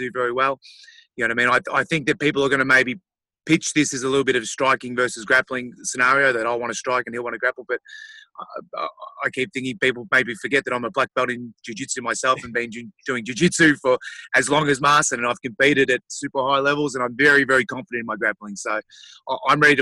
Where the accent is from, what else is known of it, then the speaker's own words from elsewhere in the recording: Australia; my home country